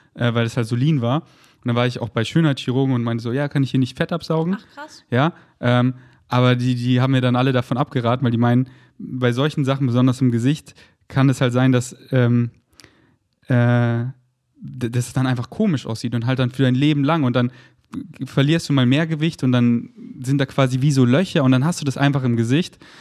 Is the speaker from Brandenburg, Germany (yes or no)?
no; Munich, Bavaria, Germany; now in Berlin, Germany; drei Monate in München, wo ich herkomme, und habe mir mein Kinderzimmer wieder richtig schön gemacht